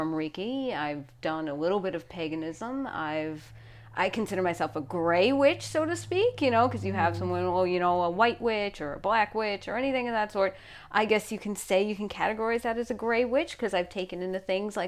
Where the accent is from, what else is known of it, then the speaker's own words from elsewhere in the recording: New York, United States; accent: New York; my New York accent